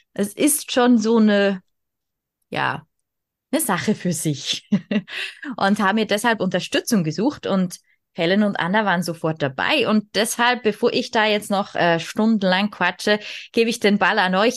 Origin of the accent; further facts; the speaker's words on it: Switzerland; ich bin aus der Schweiz